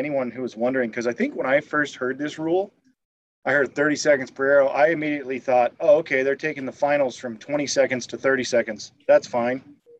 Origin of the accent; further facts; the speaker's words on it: United States; They don't seem to hold any disdain for me as an American, which is nice.